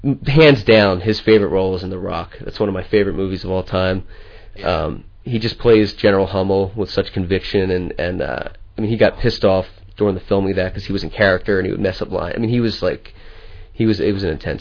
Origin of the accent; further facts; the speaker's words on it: Pennsylvania, United States; also born or lived in Philadelphia; now in Los Angeles, United States; I live here. I'm from Pennsylvania originally.